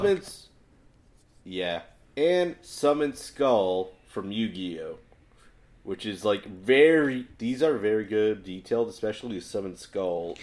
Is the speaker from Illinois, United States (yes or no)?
yes; Chicago, Illinois, United States; moved away; I'm from Chicago